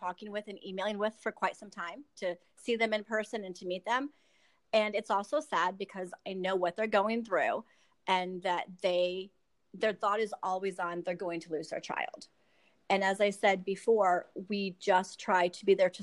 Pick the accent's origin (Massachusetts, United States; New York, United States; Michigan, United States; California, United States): Michigan, United States; moved away as an adult; also born or lived in Columbus, Ohio; now in Florida, United States; I was born in Michigan. I currently live in Florida